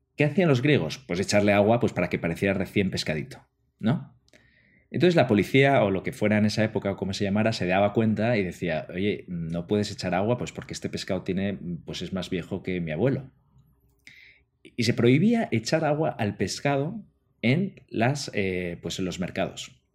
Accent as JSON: {"language": "Spanish", "country": "Spain", "said": "los que somos de España"}